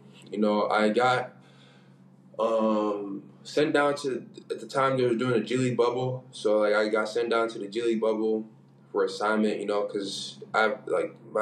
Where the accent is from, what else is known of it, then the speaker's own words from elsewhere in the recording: United States; moved away as an adult; we're all from the States, you know, like, we grew up watching, like, you know, NBA